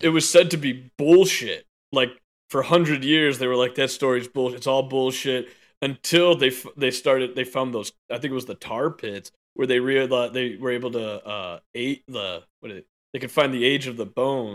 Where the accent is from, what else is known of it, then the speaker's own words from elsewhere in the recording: United States; as an American